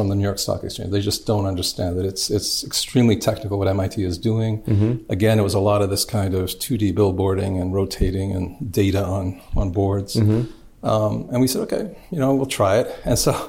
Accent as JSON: {"language": "English", "country": "Canada", "tie": "born or raised there", "said": "I was brought up in Canada"}